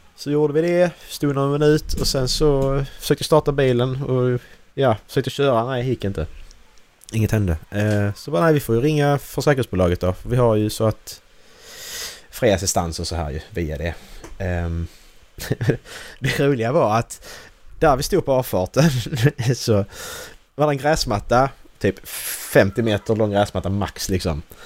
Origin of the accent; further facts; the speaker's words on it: Sweden; Vi är svenskar här